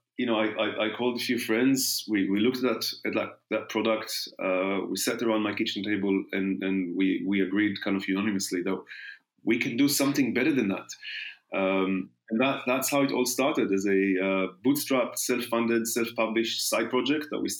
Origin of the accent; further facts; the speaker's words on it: Israel; moved away as an adult; now in London, United Kingdom; born and raised in Israel. The first 26 years, then arrived to London exactly 20